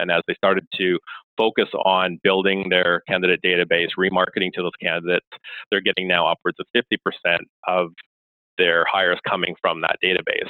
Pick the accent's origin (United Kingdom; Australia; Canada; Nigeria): Canada; I am Canadian.